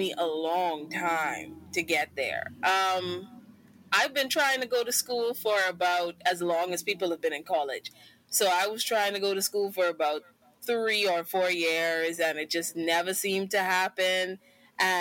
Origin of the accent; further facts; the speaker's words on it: Bahamas; moved away as an adult; now in Oklahoma, United States; I'm from the Bahamas, but I go to school in Oklahoma.